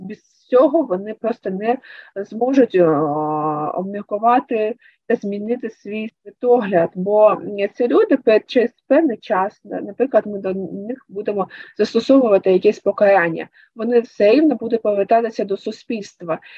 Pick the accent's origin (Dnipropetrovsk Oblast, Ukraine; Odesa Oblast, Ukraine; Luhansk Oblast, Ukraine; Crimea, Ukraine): Luhansk Oblast, Ukraine; Luhansk; moved away; мій рідний Луганськ